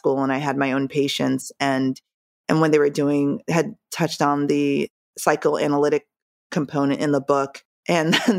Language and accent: English; Jamaica; moved away; I'm from Jamaica, so my cultural upbringing was completely different